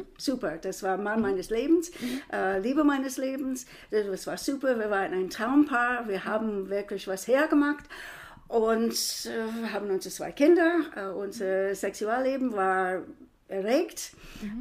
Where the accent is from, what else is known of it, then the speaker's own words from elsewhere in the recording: United States; now in Frankfurt, Germany; ich bin Amerikanerin